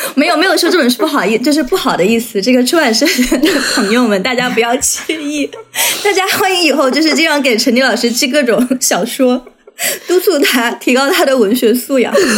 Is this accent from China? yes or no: yes; Guizhou, China; moved away; 作为贵州人